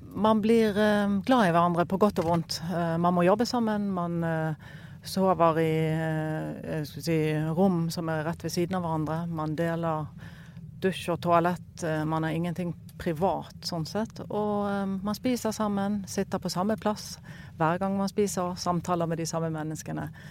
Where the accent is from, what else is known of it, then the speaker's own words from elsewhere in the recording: Bergen, Vestland, Norway; now in Kongsberg, Norway; kommer opprinnelig fra Bergen, men bor på Kongsberg til vanlig